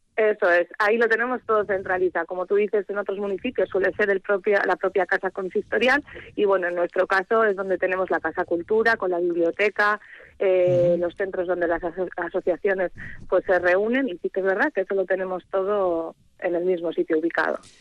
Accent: Okondo, Basque Country, Spain; yo soy de siempre de, Ocondo, al final eh, mi familia es aquí

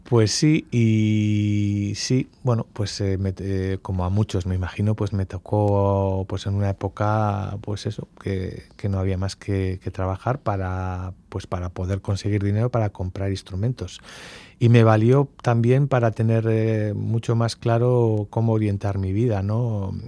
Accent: Mungia, Basque Country, Spain; also born or lived in Bilbao, Spain / Gibaja, Spain; Soy tomatero, eh, pero bueno, pues, eh, crecí en Munguía

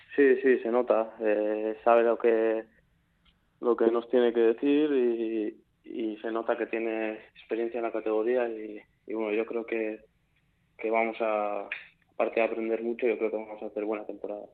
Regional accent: San Sebastián, Basque Country, Spain; soy de San Sebastián

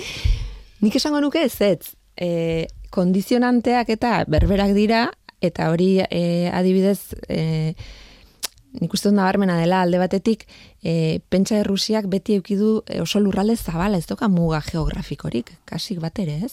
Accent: Leitza, Navarre, Spain; ni leitzakoa naiz

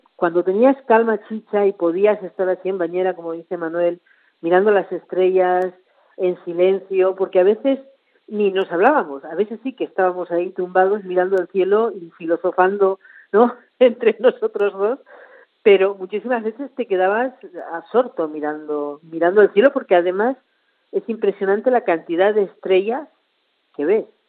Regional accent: Argentina; moved away as an adult; volver a la que era mi tierra

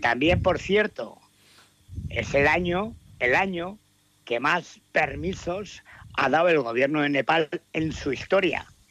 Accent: Vitoria-Gasteiz, Basque Country, Spain; tres somos, tres de Vitoria

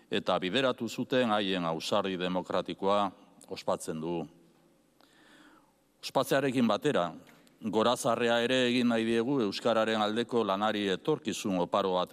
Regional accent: southern Chile, Chile; estamos haciendo un, tour con la oficina de turismo. Somos del sur de Chile, así que estamos acostumbrados a la lluvia y al frío.

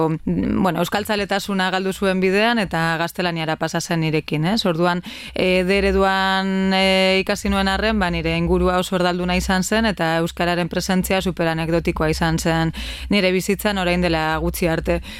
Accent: Bilbao, Basque Country, Spain; kasetari bilbotarra naiz

